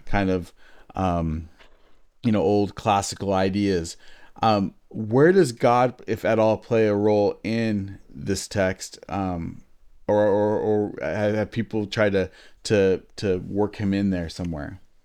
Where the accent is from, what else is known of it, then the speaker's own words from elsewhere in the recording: United States; I'm an American